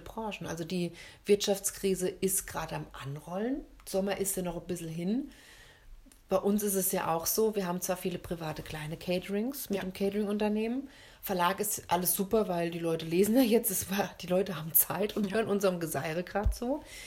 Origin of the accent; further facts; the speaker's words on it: Germany; bei uns in Deutschland